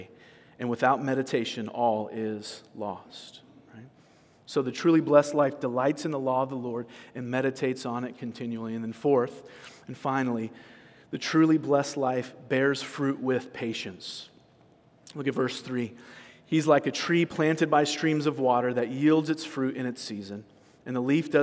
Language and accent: English; California, United States; I'm from California